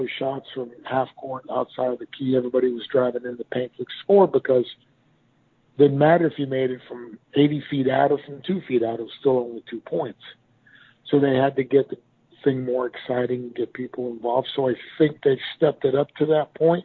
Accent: Miami, Florida, United States; my hometown of Miami

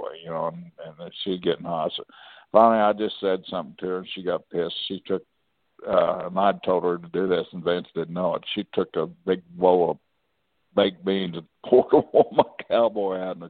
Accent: New York City, New York, United States; You know, I'm from New York City, blah, blah, blah.

